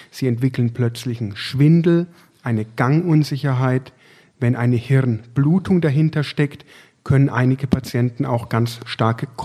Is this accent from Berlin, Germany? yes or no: no; Würzburg, Bavaria, Germany; now in Essen, Germany; Ich bin damals von Würzburg, sozusagen als Franke, als hausechter Franke, hierher gewechselt in das Ruhrgebiet